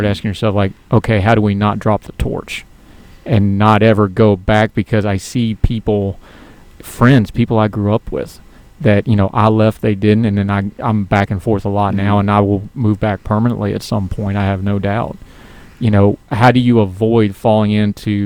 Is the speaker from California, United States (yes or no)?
no; West Virginia, United States; born or raised there